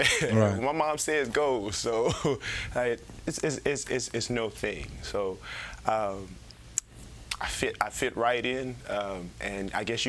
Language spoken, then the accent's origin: English; Lake Charles, Louisiana, United States; also born or lived in Baton Rouge, Louisiana; all you want to know about me. I was born in Lake Charles, Louisiana. I spent half my life in Lake Charles, the rest of the half I'm learning I spent here, right here in Baton Rouge.